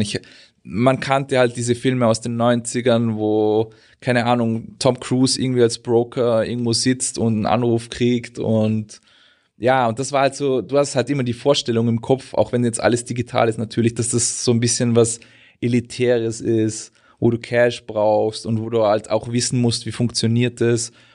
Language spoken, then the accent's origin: German; Austria; now in Germany; ich bin ja eigentlich Österreicher